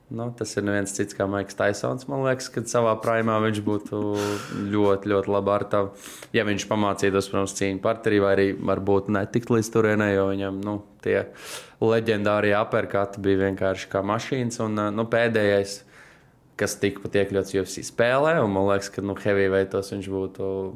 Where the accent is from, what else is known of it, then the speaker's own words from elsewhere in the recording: Tukums, Latvia; es pats kā tukumnieks